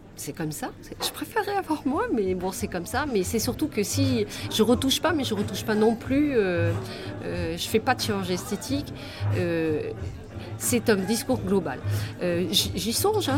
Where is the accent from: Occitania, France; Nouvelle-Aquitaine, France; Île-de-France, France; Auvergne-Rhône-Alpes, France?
Nouvelle-Aquitaine, France; Pilat; now in Bordeaux, France; je suis née au Pilat